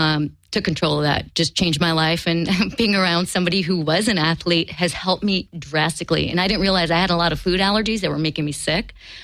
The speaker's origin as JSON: {"language": "English", "town": "Chicago", "region": "Illinois", "country": "United States", "tie": "born or raised there", "said": "we grew up in Chicago"}